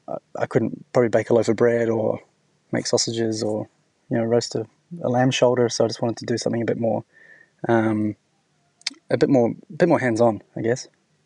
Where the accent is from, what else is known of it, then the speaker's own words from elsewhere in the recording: New Zealand; now in Sydney, Australia; I'm originally from New Zealand, and when my boss in New Zealand used to have his book in the office, and I always thought what an amazing restaurant it was, and came to Sydney